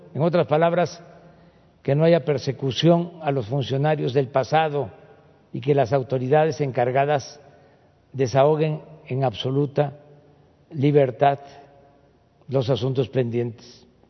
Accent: Tepetitán, Tabasco, Mexico; desde mi pueblo, desde Tepetitán

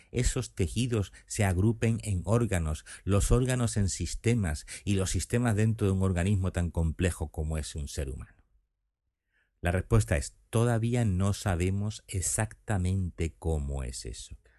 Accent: Seville, Andalusia, Spain; moved away as an adult; now in Cádiz, Spain; los sevillanos, como es mi caso

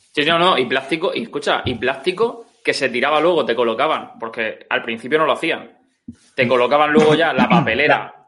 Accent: Orihuela, Valencian Community, Spain; yo soy originario de Orihuela y el río hmm. pasa por el medio de la ciudad

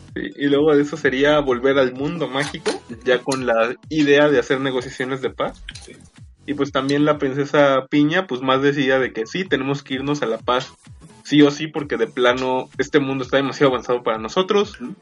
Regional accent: Mexico; somos mexicanos

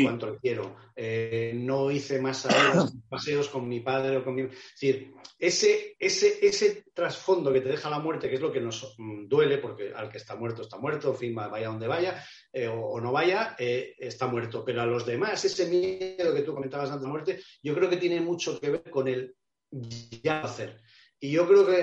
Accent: Avilés, Asturias, Spain; moved away; encima es mi ciudad natal, Avilés

